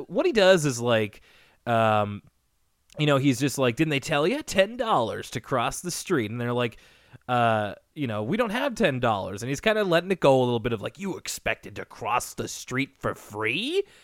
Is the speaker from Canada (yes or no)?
yes; Canada; as a Canadian